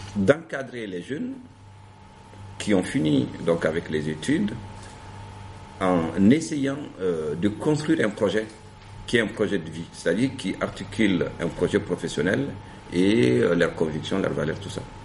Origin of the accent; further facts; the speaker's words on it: Gao, Gao Region, Mali; first language Songhay; French is a second language; moved away as an adult; also born or lived in Sikasso, Mali / Bamako, Mali; now in France; je viens du nord du Mali, euh, de la ville de Gao et d'un village qui est situé à 25 km de Gao qui s'appelle euh, Tacharan et où j'ai fait donc mes premières années euh, d'école